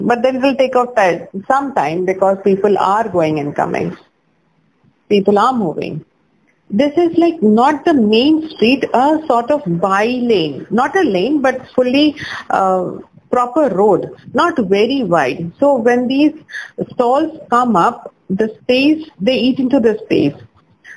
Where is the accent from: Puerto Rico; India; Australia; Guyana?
India; Jamshedpur, Jharkhand; I'm from Jamshedpur, which is in Jharkhand.